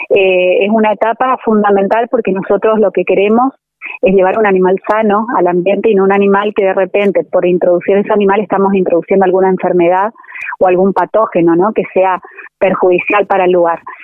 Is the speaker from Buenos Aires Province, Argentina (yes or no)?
no; Corrientes, Argentina; yo soy correntina